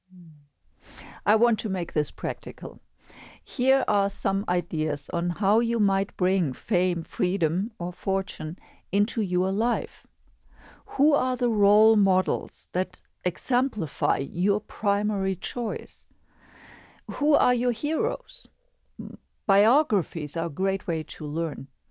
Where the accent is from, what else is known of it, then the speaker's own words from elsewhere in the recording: Germany; moved away; in the most densely populated area in my home country, Germany.